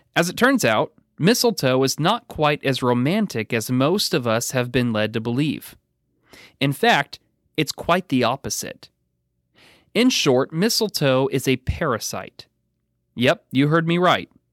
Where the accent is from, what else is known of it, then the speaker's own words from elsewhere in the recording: Pacific Northwest, United States; now in Kentucky, United States; growing up in the Pacific Northwest